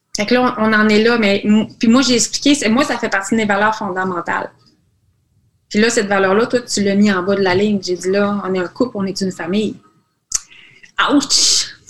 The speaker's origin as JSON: {"language": "French", "region": "Quebec", "country": "Canada"}